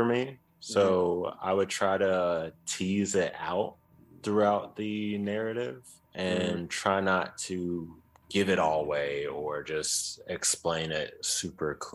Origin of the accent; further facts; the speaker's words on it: Chicago, Illinois, United States; I grew up in Chicago, so I have a lot of family all over Chicago